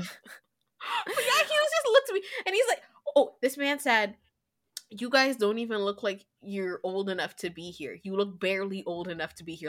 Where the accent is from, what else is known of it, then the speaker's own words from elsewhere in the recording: Canada; we're Canadian